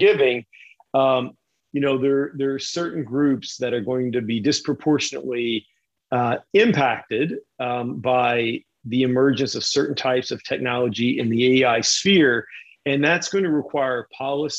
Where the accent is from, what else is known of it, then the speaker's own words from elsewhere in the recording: Kentucky, United States; moved away; also born or lived in Uralsk, Kazakhstan; I grew up in Kentucky